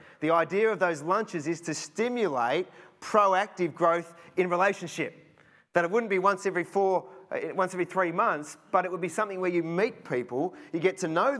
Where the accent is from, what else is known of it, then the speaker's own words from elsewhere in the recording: Cheltenham, South West England, United Kingdom; Remember a few years ago in the house that we grew up in Cheltenham, we lived at the end of a court and it was on a slight sort of slope down.